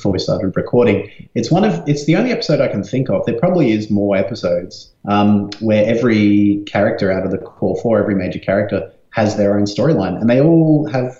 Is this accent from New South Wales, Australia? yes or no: no; Brisbane, Queensland, Australia; When I was growing up in Brisbane, we had those classic Telstra phones from the 90s